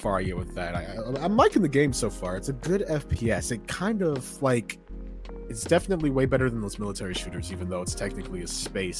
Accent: Georgia, United States; born there; Chat, no, come to Georgia. You'll love Cali. I was born in Georgia.

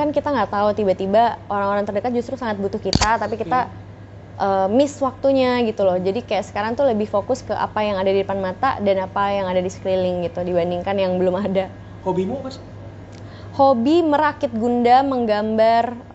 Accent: Medan, North Sumatra, Indonesia; born there; aku lahirnya di Medan sih aku lahirnya di Medan

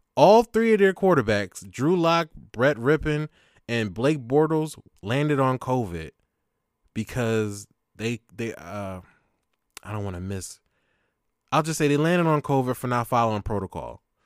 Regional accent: Philadelphia, Pennsylvania, United States; from Philly, Northeast Philly

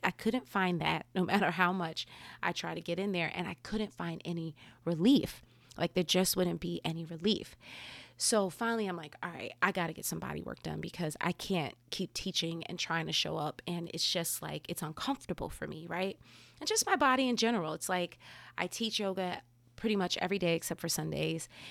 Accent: New Jersey, United States; growing up in New Jersey

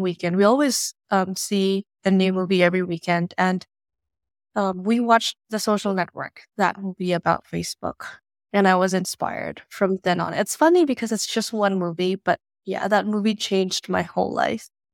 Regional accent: Indonesia; moved away as an adult; now in United States; I was born and raised in Indonesia, and I moved to the U S for college back in twenty fifteen

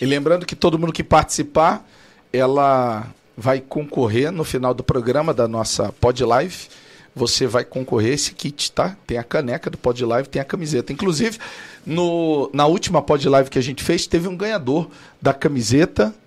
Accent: Cuiabá, Mato Grosso, Brazil; eu sou cuiabano, lá de Cuiabá, Mato Grosso.

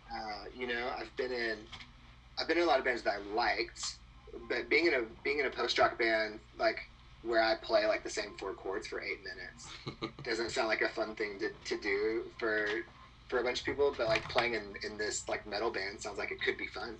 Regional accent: Texas, United States; moved away as an adult; now in Austin, United States; I grew up in like the swamp of Texas. Okay. So if you like look at the Texas Louisiana border and go as south as possible, that's where I'm from.

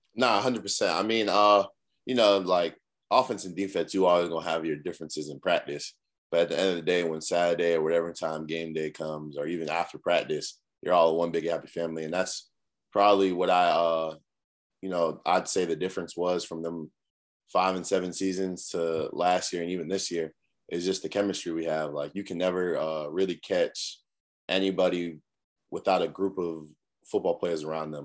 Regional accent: Cambridge, Massachusetts, United States; moved away as an adult; now in South Carolina, United States; I'm from Cambridge, Massachusetts, uh, up north, real cold.

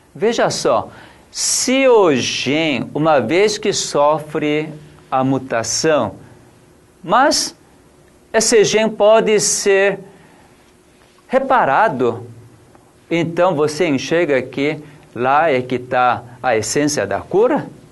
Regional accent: South Korea; also born or lived in São Roque, Brazil; now in Brazil; eu sou coreano

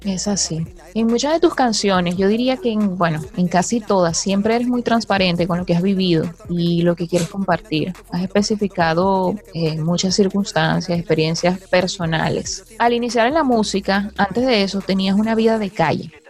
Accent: Barquisimeto, Lara, Venezuela; yo soy de Barquisimeto

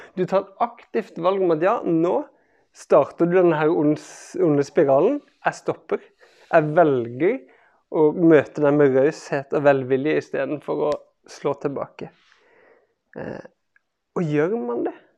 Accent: Kristiansand, Agder, Norway; jeg vokste opp i Kristiansand

